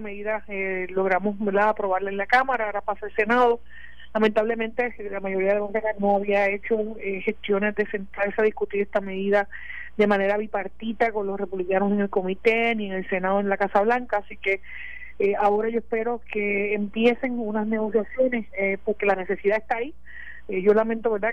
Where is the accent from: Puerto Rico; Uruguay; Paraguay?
Puerto Rico; todos como puertorriqueños